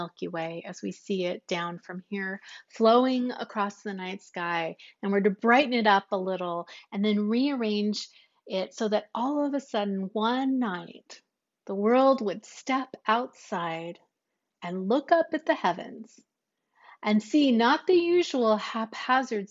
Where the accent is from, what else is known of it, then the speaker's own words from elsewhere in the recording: United States; us Americans